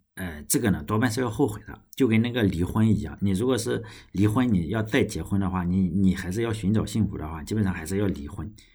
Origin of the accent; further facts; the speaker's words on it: China; moved away; also born or lived in United States; 尤其我们中国人